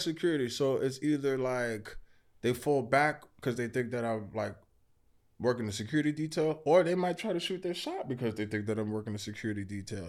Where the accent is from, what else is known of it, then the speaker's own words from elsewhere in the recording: New York City, New York, United States; also born or lived in Queens; I live in Queens now. I'm originally from Brooklyn.